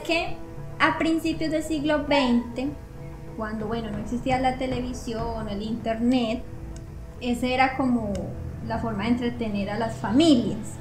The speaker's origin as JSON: {"language": "Spanish", "country": "Colombia", "moved": "yes", "said": "lo que tenemos en nuestro país"}